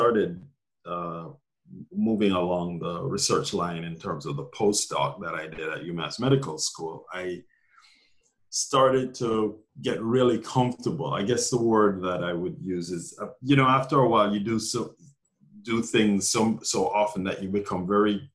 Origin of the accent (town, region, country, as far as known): Jamaica; born or raised there; moved away as an adult; also born or lived in Glasgow, Scotland / Minneapolis, Minnesota / Massachusetts; now in New York City, United States